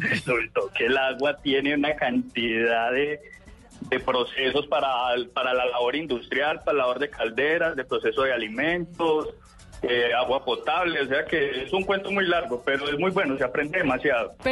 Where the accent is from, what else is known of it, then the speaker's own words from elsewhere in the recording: Pereira, Risaralda, Colombia; moved away as an adult; now in Valle del Cauca, Colombia; me tocó moverme de la ciudad, soy de Pereira